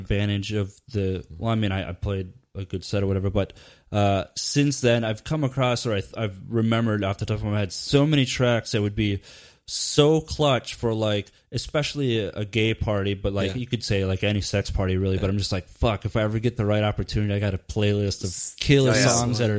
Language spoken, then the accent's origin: English; Midwest, United States; I came from the Midwest